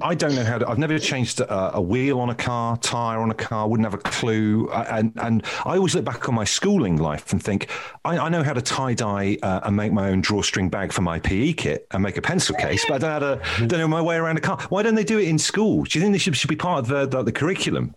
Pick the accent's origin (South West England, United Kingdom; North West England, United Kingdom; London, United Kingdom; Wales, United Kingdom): South West England, United Kingdom; Brixham; in Brixham, where, where I grew up